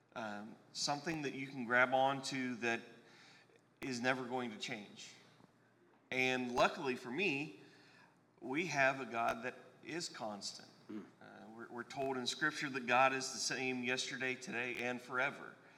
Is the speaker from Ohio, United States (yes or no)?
yes; Eastern Ohio, United States; moved away as an adult; also born or lived in Knoxville, Tennessee; now in Indiana, United States; I'm originally from Eastern Ohio, over by where Pennsylvania, Ohio, and West Virginia all kind of have that little tri state area.